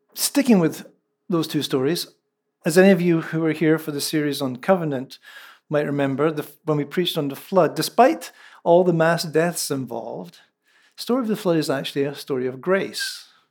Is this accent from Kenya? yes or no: no; central Scotland, United Kingdom; first language Scots (Lallans); moved away